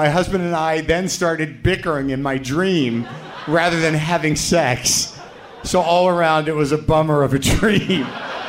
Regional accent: New Mexico, United States; I grew up in New Mexico. That's where the fingering took place.

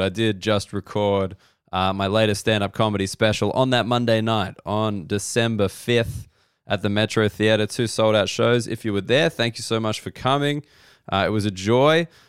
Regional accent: Australia; growing up in Australia

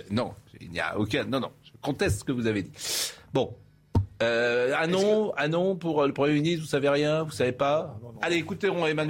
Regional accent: Nantes, Pays de la Loire, France; il sait sans doute que je suis nantais.

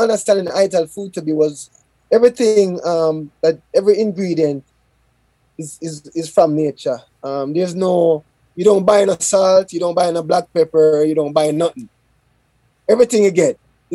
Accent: Jamaica; I'm Jamaican.

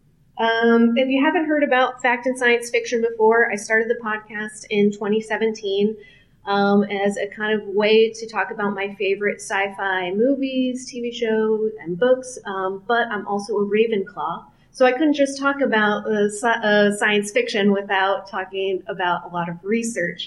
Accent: Kansas City, Missouri, United States; my hometown of Kansas City, Missouri

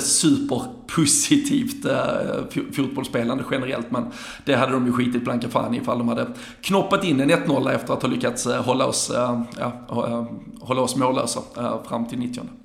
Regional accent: Sweden; som en svensk

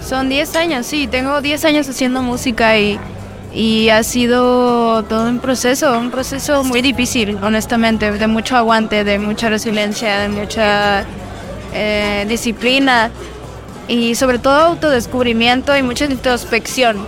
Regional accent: Mexico; como decimos en México

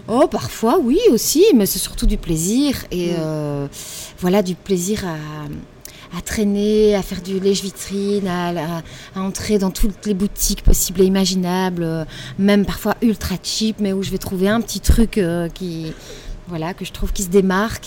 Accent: Belgium; chez nous en Belgique

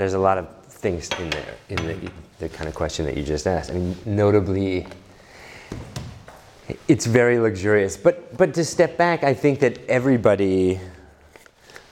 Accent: New York, United States; I grew up in New York

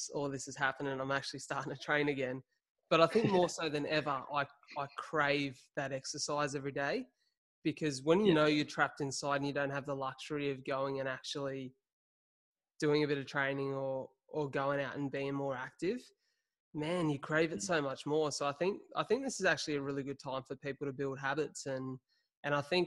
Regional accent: Wollongong, New South Wales, Australia; my hometown of Wollongong

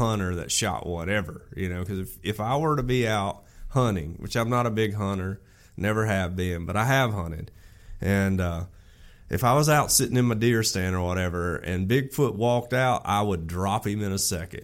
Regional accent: Alabama, United States; I grew up in Alabama in and around the woods my whole life.

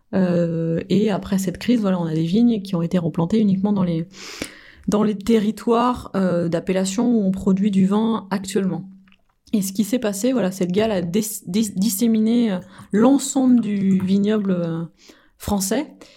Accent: France; en tant que bon français

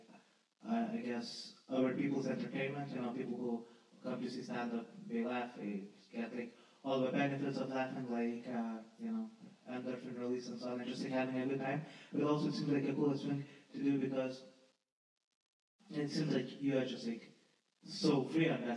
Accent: Lithuania; moved away as an adult; now in London, United Kingdom; I'm not from London, I'm from Lithuania

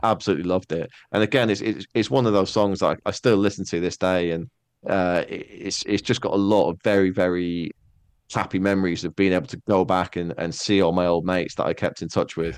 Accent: Netherlands; moved away as an adult; also born or lived in Manchester, United Kingdom; I did most of my growing up in Holland. Like, I was there for nine, nine and a half years

